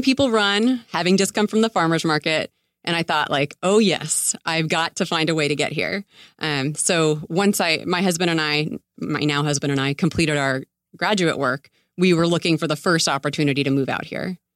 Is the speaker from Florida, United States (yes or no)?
yes; Tampa, Florida, United States; also born or lived in New York City, United States; now in Santa Monica, United States; I grew up in Tampa Bay